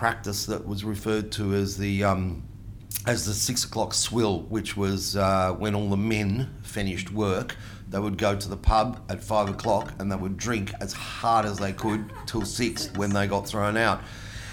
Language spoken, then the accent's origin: English; Melbourne, Victoria, Australia; accent: Aussie; first language Italian; English is a second language; I was born here